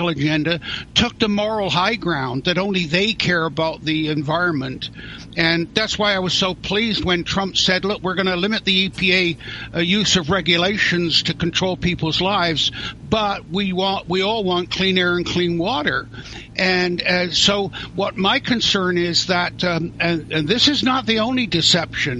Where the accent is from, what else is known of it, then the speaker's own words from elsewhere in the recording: near Stonehenge, South West England, United Kingdom; now in Canada; I was born in England near Stonehenge